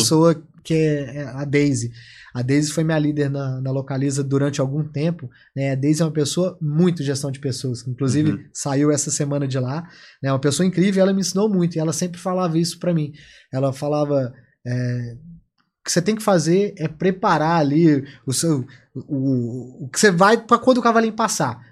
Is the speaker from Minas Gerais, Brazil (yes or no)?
yes; Minas Gerais, Brazil; como bom mineirinho